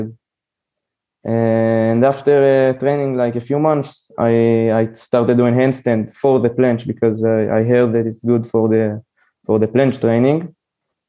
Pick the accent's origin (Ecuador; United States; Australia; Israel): Israel; I'm from Israel